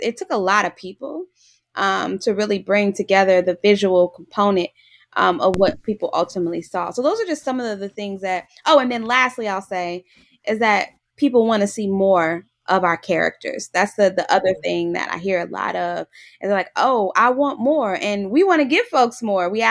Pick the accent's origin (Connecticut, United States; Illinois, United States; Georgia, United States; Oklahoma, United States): Illinois, United States; Chicago; I'm born and raised in Chicago